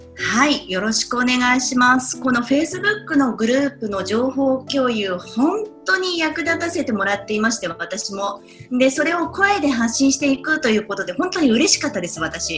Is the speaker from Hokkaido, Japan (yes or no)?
no; Saitama, Japan; now in New York, United States; 私埼玉県出身なんですけど